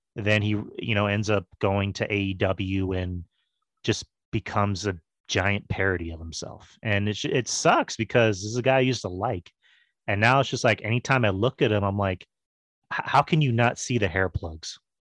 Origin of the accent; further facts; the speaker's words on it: Texas, United States; I'm a Texan